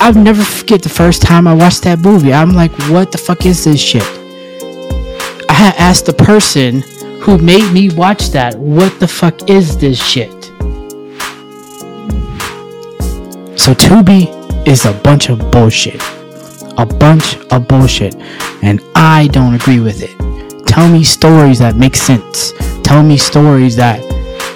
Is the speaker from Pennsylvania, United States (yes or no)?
yes; Monessen, Donora and Greensburg, Pennsylvania, United States; I grew up in Manassas, Pennsylvania. I grew up in Denora, Pennsylvania. I grew up in Greensburg, Pennsylvania